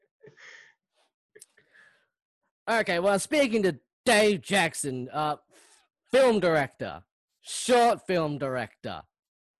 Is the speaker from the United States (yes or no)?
no; Melbourne, Victoria, Australia; That's where I was born